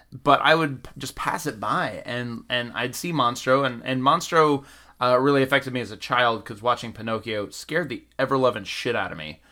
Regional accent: Georgia, United States; I grew up in Georgia

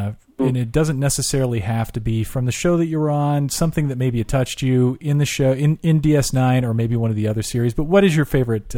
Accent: Orange County, California, United States; now in Texas, United States; We know a couple guys out here in Texas, and we're actually originally from Orange County. I moved out here a few years back

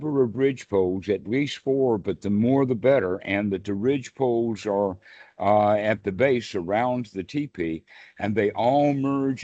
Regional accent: Deep South, United States; moved away; also born or lived in Oklahoma / Texas / South Carolina / North Carolina; I was actually raised in the Deep South myself, as you can tell from my accent

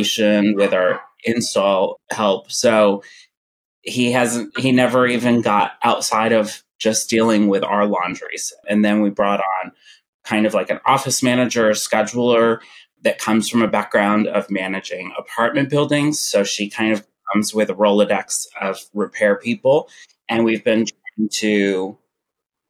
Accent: Kentucky, United States; moved away as an adult; now in Los Angeles, United States; I'm from Kentucky, and I had a retail store there

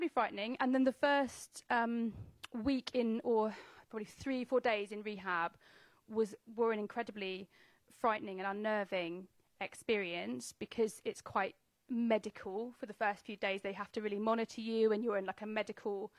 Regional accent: England, United Kingdom; as an English, as a Brit, I absolutely love being in America.

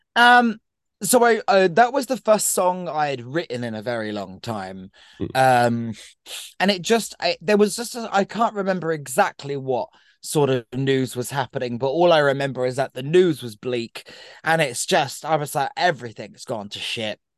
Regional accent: Brighton, South East England, United Kingdom; my hometown of Brighton

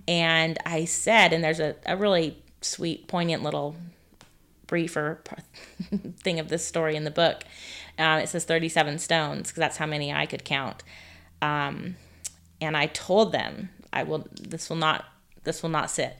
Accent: California, United States; now in Neodesha, Kansas, United States; I am originally from California.

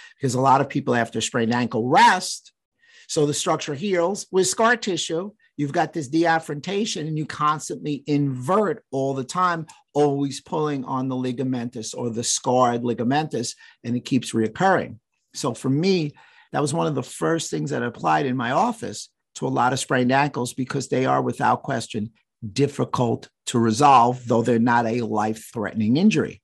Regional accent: New York, United States; I'm from New York

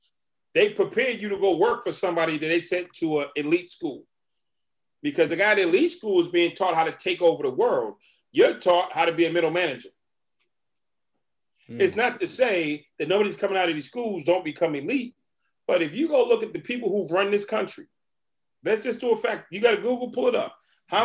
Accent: Boston, Massachusetts, United States; I'm from Boston. When I was a kid, I used to ride my skateboard in Harvard Square.

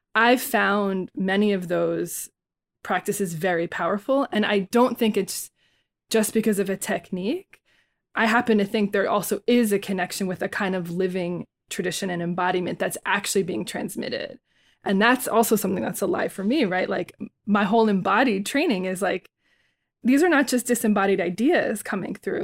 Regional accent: Bayonne, New Jersey, United States; I was born and raised in Bayonne, New Jersey

